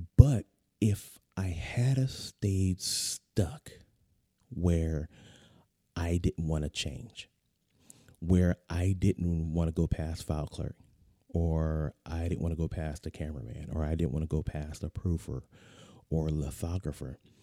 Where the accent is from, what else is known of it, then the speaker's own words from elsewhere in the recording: San Diego, California, United States; moved away; I'm a native Californian, uh, born, born and raised in the San Diego area